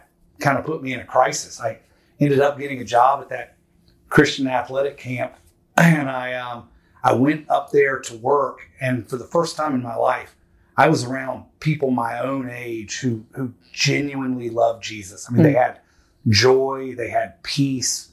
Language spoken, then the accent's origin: English; Houston, Texas, United States; I was born and raised in Houston, Texas